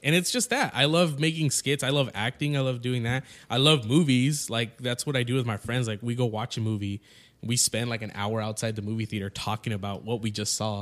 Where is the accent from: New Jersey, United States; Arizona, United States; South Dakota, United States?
Arizona, United States; Yuma; I'm from Yuma, so, like, there's nothing happening out there.